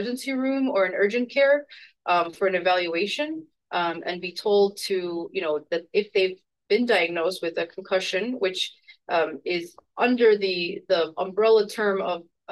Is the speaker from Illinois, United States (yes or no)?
yes; Chicago, Illinois, United States; moved away as an adult; now in Seattle, United States; I'm also a Chicagoan, born and raised, and recently moved to Seattle, Washington.